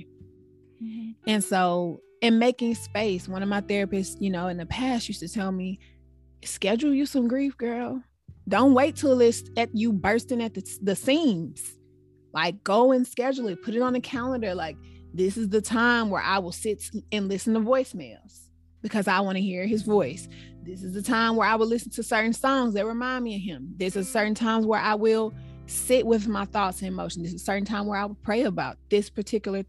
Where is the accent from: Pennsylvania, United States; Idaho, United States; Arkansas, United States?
Arkansas, United States; moved away as an adult; now in Washington, United States; We're all from Arkansas